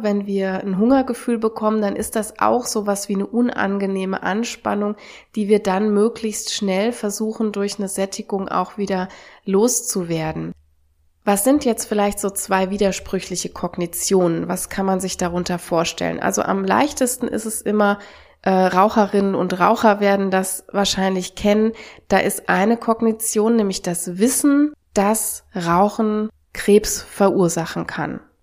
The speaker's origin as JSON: {"language": "German", "country": "Germany", "said": "auch hier bei uns in Deutschland"}